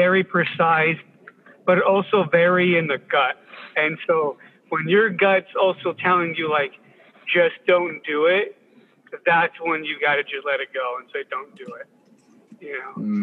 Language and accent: English; Southern California, United States; I'm not from the South. I'm from Southern California